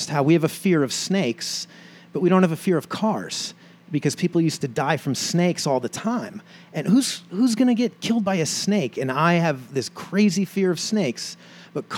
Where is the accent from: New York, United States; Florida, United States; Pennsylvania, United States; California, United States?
New York, United States; New York City; moved away; also born or lived in New Jersey; I grew up in New York City, and I grew up as a New York Yankees fan